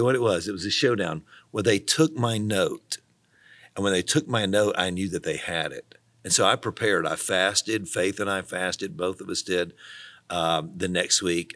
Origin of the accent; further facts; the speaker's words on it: Tennessee, United States; moved away as an adult; also born or lived in Missouri; I was from Tennessee, and we had, we just were far away, you know, five hundred miles from anyone we knew